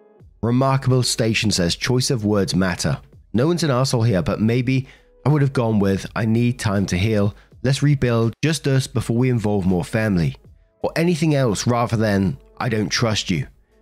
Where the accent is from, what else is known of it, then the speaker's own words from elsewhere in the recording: Colombia; I'm from Colombia. I grew up calling anyone that I was even remotely related to that was close to my age primo slash prima, cousin.